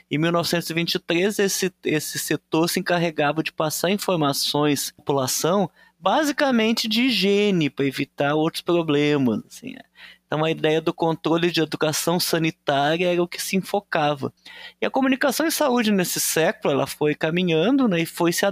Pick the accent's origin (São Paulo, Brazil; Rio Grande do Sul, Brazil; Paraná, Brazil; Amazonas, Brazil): Rio Grande do Sul, Brazil; Então, eu sou do Rio Grande do Sul, né?